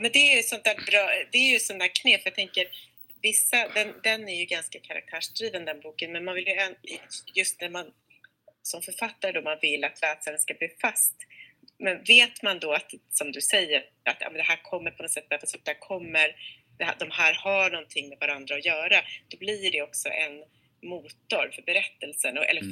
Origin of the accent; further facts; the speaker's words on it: Sweden; now in Stockholm, Sweden; jag är själv svensk-amerikan, men uppvuxen i Sverige